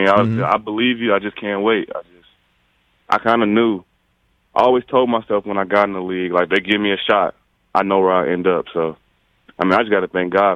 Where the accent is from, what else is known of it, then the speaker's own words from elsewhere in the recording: East Coast, United States; now in Las Vegas, United States; I'm from the East Coast